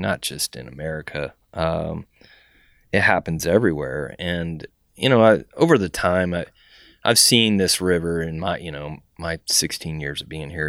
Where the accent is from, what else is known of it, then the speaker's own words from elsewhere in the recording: San Antonio, Texas, United States; now in Indianapolis, United States; I grew up in San Antonio, which has a river run through it